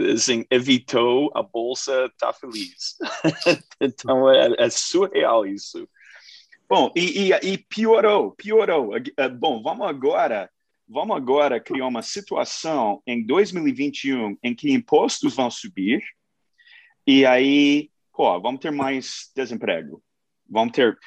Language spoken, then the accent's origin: Portuguese; United States; Portuguese is a second language; now in Brazil; sou americano, sou gringo, eu fiz gestão de, de fundos globais lá nos Estados Unidos